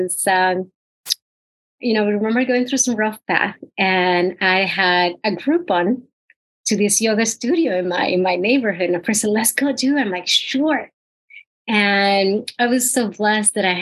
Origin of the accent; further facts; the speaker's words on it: Puerto Rico; Puerto Rico. I am from the tiny island of Puerto Rico.